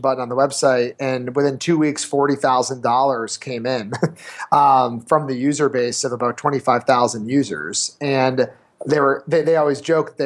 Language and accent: English; New Hampshire, United States; moved away; also born or lived in California; I was from New Hampshire, but I was actually living in California, working for my former SaaS startup